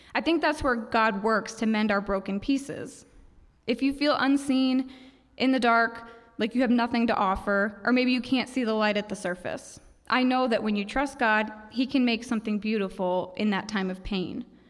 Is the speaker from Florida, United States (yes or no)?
yes; Ocala, Florida, United States; moved away as an adult; also born or lived in Saint Kitts; I'm from Ocala, and when I was twenty-four, I married my high school sweetheart, someone I'd known since I was fifteen